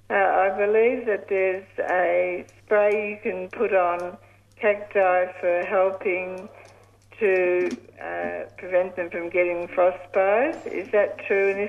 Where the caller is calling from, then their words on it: Broadmeadows, Victoria, Australia; I'm actually calling from Broadmeadows. I'm still in hospital.